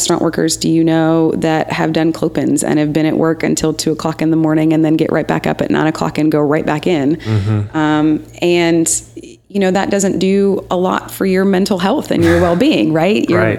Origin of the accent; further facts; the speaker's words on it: Michigan, United States; also born or lived in Kentucky; now in Nashville, United States; I am from Michigan and then Kentucky, and I've been in Nashville for 8 years.